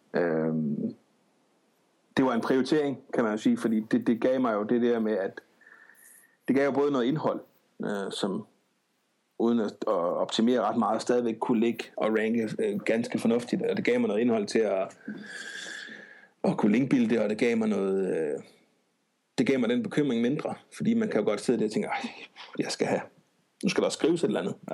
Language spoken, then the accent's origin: Danish; Odense, Southern Denmark, Denmark; bor og opholder og arbejder, og hvad jeg nu ellers kan finde på i Odense. Øh, født og opvokset